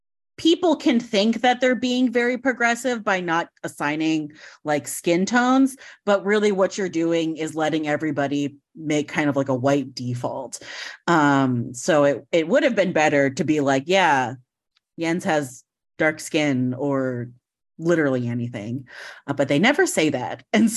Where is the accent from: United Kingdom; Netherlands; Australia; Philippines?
Philippines; But one, I am Filipino, and two, the character is known Filipino, and it's not.